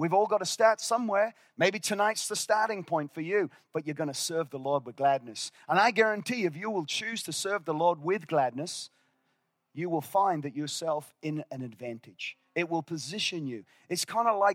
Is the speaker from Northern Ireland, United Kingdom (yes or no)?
yes; Northern Ireland, United Kingdom; moved away; I was born in Northern Ireland, and I'm loyal to the soil